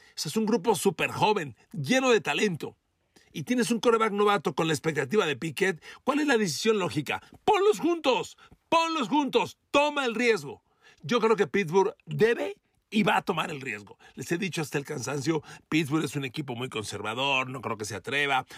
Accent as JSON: {"language": "Spanish", "country": "Mexico", "said": "yo soy mexicano como usted"}